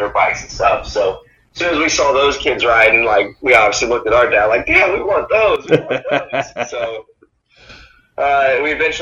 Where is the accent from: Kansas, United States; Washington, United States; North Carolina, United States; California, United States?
Kansas, United States; Topeka; also born or lived in Manhattan, Kansas; when we moved here to Topeka, because I was born in Manhattan, Kansas, when we moved to Topeka, I was, I think, 3 years old